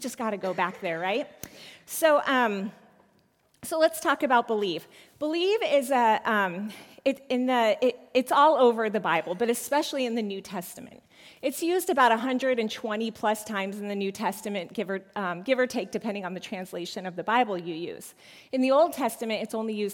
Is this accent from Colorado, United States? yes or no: yes; Colorado, United States; I was born in Colorado. I am a Colorado native